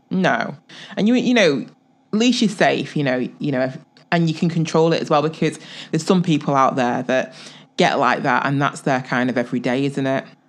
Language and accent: English; England, United Kingdom; I'm, I'm from England